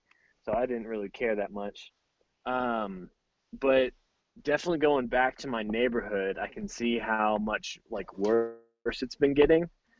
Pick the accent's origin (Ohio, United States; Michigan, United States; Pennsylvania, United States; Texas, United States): Texas, United States; Houston; now in Colorado, United States; I'm originally from Houston.